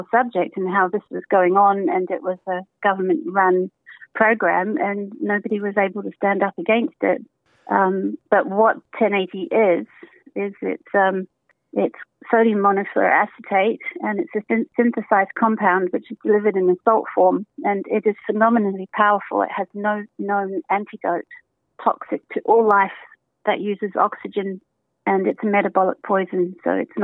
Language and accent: English; Western Australia, Australia; also born or lived in Whanganui, New Zealand / Victoria, Australia; now in Auckland, New Zealand; I was 5, and when I was 10, I actually moved to Australia, and I grew up in Western Australia.